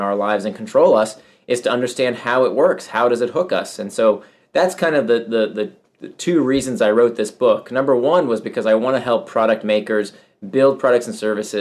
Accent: Central Florida, United States; I grew up in Central Florida and I was, you know, among very few immigrants.

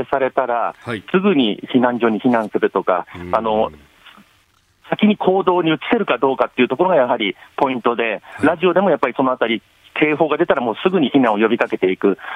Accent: Tokyo, Japan; also born or lived in Fukushima; 私、出身が東京で、実は26年前に福島にいたんですけれども

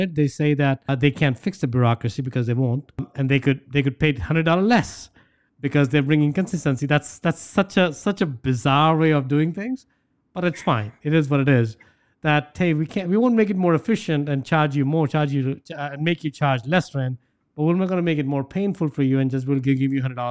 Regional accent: India; moved away; I grew up in India

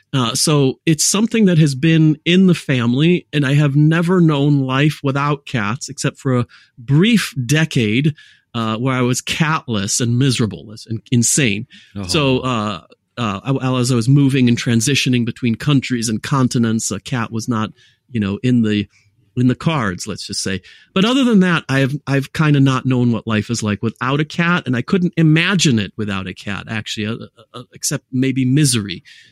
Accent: United States; So I was raised in the United States of America. My mother's French, so my accent was never Californian, dude. It was never Chicago. It was never Detroit. It was never Philadelphia.

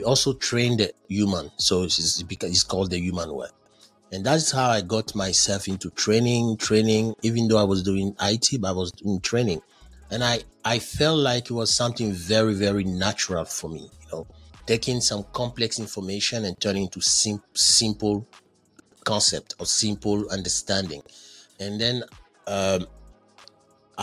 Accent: Côte d’Ivoire; accent: Frenchy; English is a second language; moved away as an adult; also born or lived in Ghana; I'm originally from Ivory Coast where we speak French. So you understand why my English is so Frenchy.

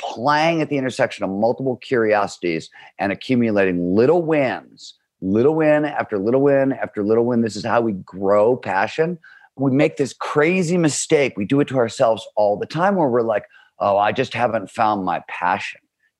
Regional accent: Cleveland, Ohio, United States; I grew up in Cleveland, Ohio, wanted to be a writer

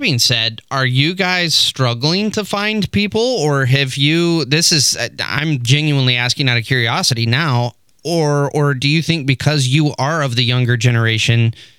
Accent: Texas, United States; As a Texan, you don't want to do Houston.

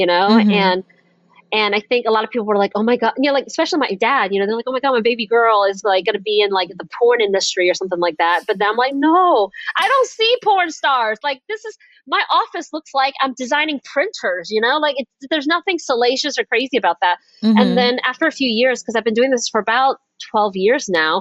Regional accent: the South, United States; I was raised in the South

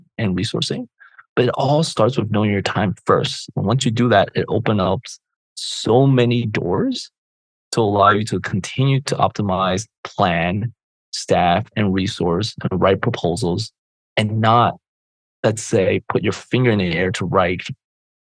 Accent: Chicago, Illinois, United States; I grew up in Chicago

